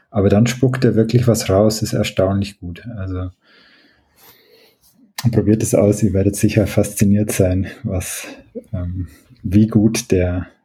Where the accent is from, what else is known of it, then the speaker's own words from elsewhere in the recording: Oberstdorf, Bavaria, Germany; Ich bin aus Oberstdorf im, im Oberallgäu und ich habe da viele Aufnahmen so zur Ortsgeschichte und die sind natürlich im Dialekt die meisten